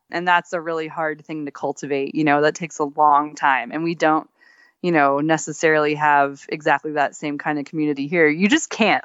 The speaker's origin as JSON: {"language": "English", "region": "Texas", "country": "United States", "tie": "born or raised there", "also_born_or_lived": "Alaska", "moved": "yes", "said": "I grew up in Texas"}